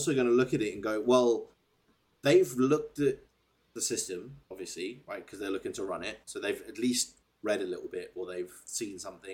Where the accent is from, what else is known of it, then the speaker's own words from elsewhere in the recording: South Africa; I'm South African